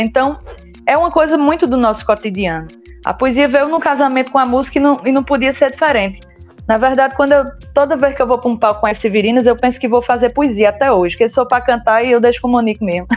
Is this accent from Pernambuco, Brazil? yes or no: yes; São José do Egito, Pernambuco, Brazil; Eu sou de São José do Egito